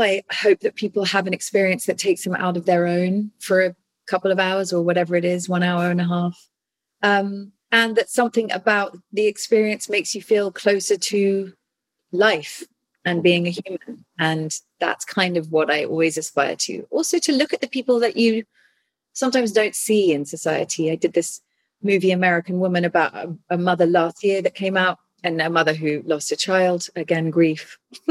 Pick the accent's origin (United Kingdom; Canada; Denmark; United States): United Kingdom; England; I'm English